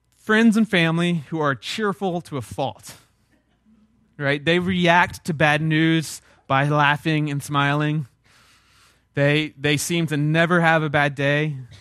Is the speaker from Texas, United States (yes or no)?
yes; South Texas, United States; I'm from South Texas